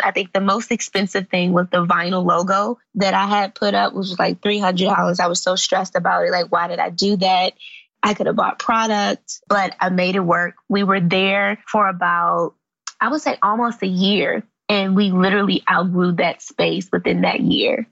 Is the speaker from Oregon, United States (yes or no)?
no; Washington, District of Columbia, United States; also born or lived in Forestville, Maryland; I grew up in Southeast DC